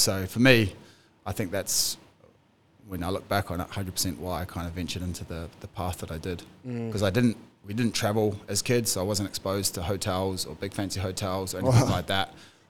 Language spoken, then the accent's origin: English; New Zealand; moved away as an adult; growing up in New Zealand